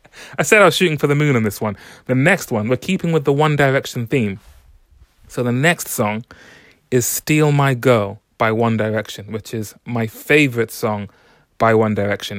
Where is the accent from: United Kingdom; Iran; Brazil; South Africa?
United Kingdom; London; I'm from London